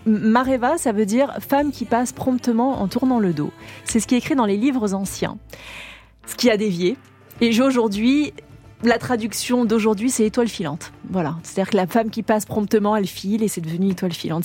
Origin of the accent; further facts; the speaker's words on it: French Polynesia; moved away as an adult; now in Paris, France; Ma vie d'avant, pour moi, c'est Tahiti, c'est mon enfance, c'est là où j'ai grandi